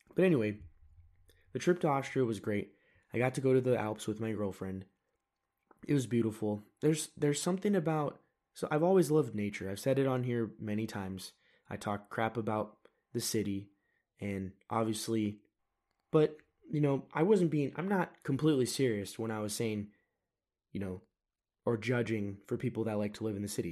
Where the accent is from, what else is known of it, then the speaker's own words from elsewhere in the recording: United States; I am an American